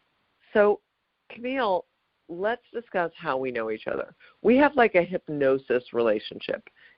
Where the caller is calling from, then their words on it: Los Angeles, California, United States; And I'm calling from Los Angeles, where the sky is this weird, like, diarrhea yellow and has been for 3 days.